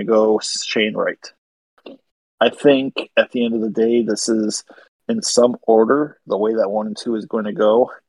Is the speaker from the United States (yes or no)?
no; Canada; I'm French Canadian